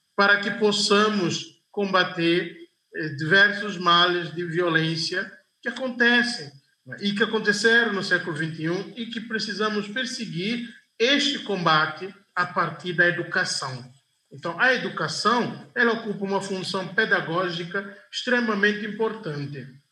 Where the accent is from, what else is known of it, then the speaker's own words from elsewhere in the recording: Guinea-Bissau; na minha terra, Guiné-Bissau